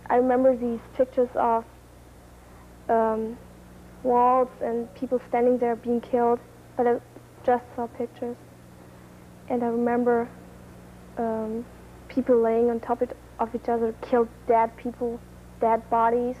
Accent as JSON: {"language": "English", "country": "Germany", "said": "I'm from Germany, and I'm 17 years old. I live in a village of 3,000 or 4,000 people."}